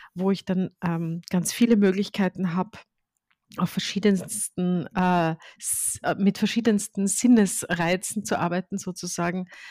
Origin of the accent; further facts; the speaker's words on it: Austria; ich bin in Österreich geboren